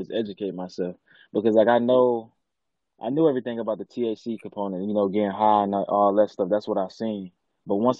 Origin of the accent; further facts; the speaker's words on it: Detroit, Michigan, United States; I'm from the east side of Detroit, an area called 7 Mile and Van Dyke.